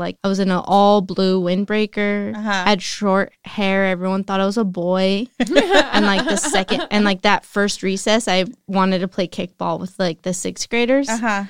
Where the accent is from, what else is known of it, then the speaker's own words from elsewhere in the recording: Salinas, California, United States; now in Los Angeles, United States; I lived down the block, but like my school was. My favorite thing I would talk about in LA is like growing up in Salinas. Kids are mean here.